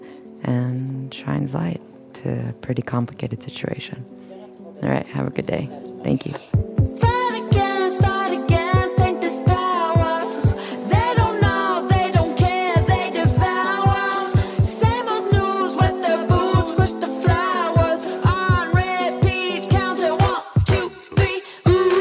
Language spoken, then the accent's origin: English; Israel; now in Los Angeles, United States; the political situation back home from where I'm from in Israel